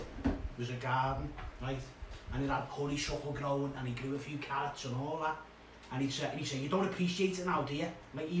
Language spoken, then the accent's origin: English; Merseyside, North West England, United Kingdom